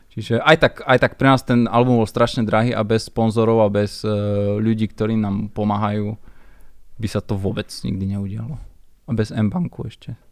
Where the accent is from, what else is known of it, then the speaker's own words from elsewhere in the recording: Slovakia; sme Slováci